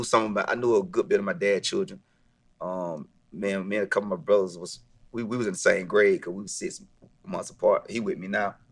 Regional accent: Millen, Georgia, United States; also born or lived in Marietta, Georgia; growing up in a small town, Millen, Georgia

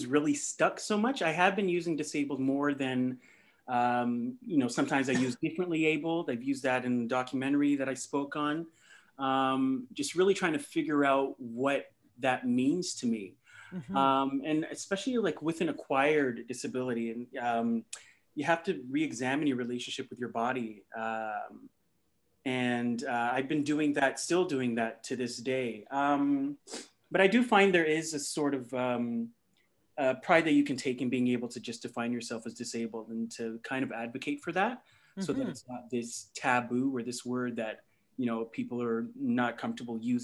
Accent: Mississauga, Ontario, Canada; also born or lived in Ghana; I'm from Ghana, and that's where my parents are from. And but I pretty much grew up here in Mississauga in Toronto

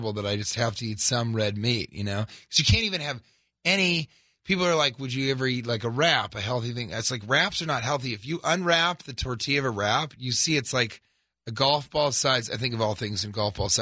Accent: Denver, Colorado, United States; also born or lived in Los Angeles; now in New York, United States; I'm from Denver

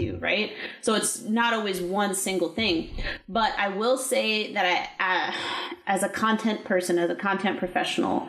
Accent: California, United States; also born or lived in Texas; now in Maryland, United States; I'm actually originally from California, and we relocated here in 2015 after I got out of the Army in Texas.

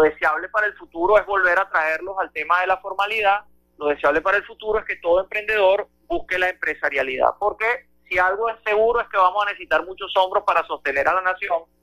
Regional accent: Venezuela; como venezolanos

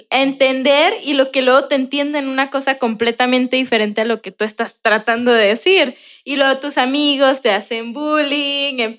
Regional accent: Mexico; yo soy mexicana

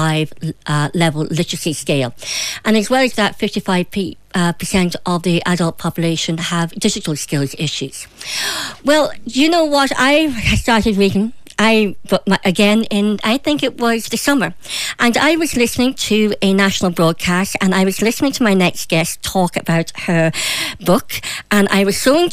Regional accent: Derry, Northern Ireland, United Kingdom; moved away; my hometown back in the town I love so well in Derry

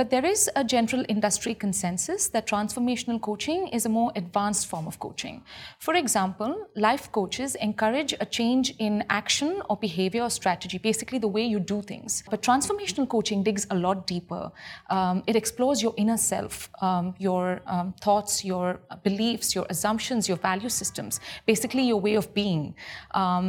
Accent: India; I come from India

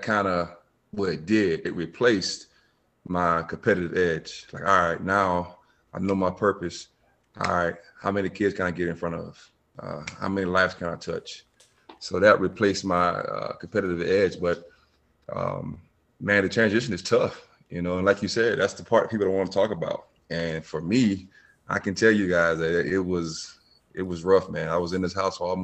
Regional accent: Bamberg, South Carolina, United States; now in Myrtle Beach, United States; I am from Bamber, South Carolina

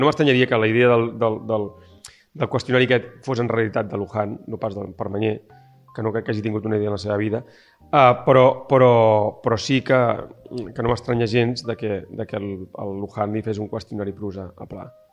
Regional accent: Barcelona, Catalonia, Spain; moved away as an adult; now in El Masnou, Spain; és el meu barri, és on he crescut

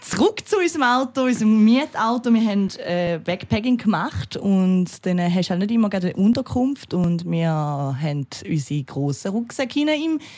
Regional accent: Austria; weil ich bin ja Österreicherin, also ich habe äh, Doppelbürger und also ich bin Doppelbürger und ich habe halt den Österreicher Pass verloren.

